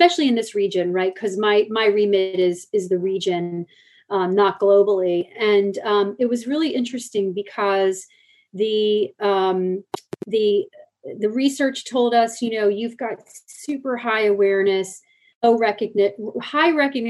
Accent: United States; I'm coming into this company as an American with a remit in North America

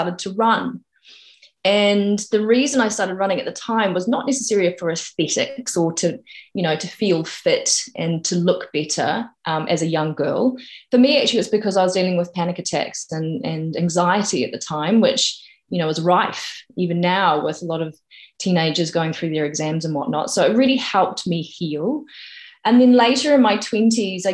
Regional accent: New Zealand; born or raised there; moved away as an adult; now in United Kingdom

